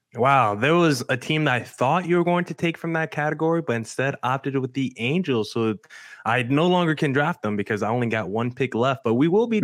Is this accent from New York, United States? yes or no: no; Arizona, United States; my hometown team, the Arizona Diamondbacks